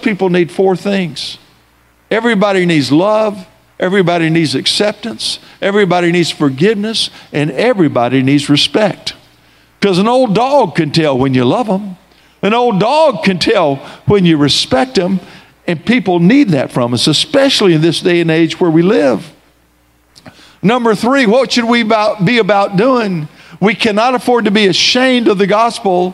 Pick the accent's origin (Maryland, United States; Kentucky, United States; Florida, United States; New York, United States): Florida, United States; Tallahassee; I grew up here in Tallahassee. I attended Rickards High School